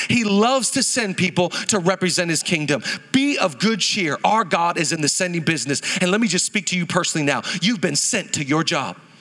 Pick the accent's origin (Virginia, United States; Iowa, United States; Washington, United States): Washington, United States; Seattle; moved away as an adult; now in Los Angeles, United States; I grew up in Seattle my whole life